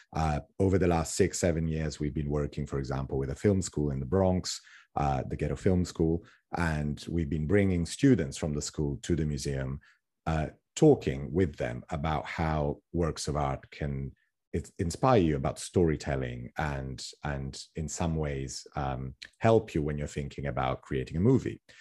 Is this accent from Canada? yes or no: no; Rome, Lazio, Italy; moved away as an adult; also born or lived in Tuscany / West Sussex / London; now in United States; growing up in Rome